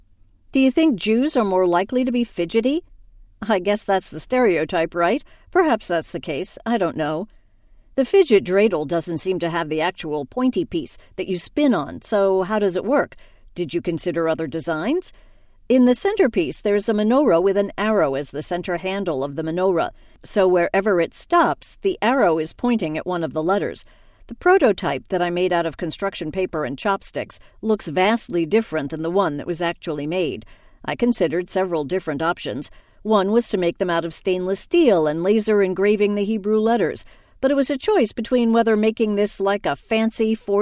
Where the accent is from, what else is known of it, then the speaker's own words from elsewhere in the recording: New York City, New York, United States; moved away as an adult; now in Israel; I'm originally from New York. I grew up in New York and I'd been living in New York City for the past 7 years. And just last year, I moved to Israel.